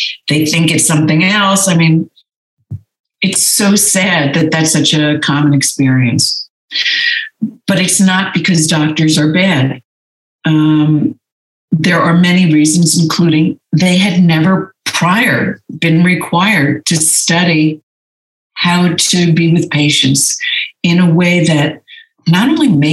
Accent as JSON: {"language": "English", "region": "New Jersey", "country": "United States", "tie": "born or raised there", "also_born_or_lived": "Los Angeles, California / New York", "moved": "as an adult", "lives_now": "Santa Monica, United States", "said": "I grew up in New Jersey."}